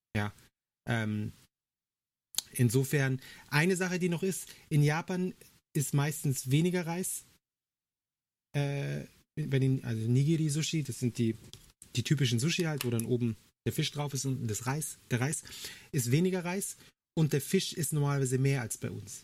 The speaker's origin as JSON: {"language": "German", "country": "Germany", "said": "bei uns in Deutschland"}